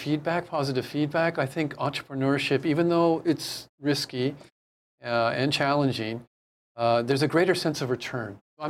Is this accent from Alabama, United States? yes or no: no; San Francisco Bay Area, California, United States; now in Hawaii, United States; I'm from the Bay Area, but I spent a great deal of time here in Hawaii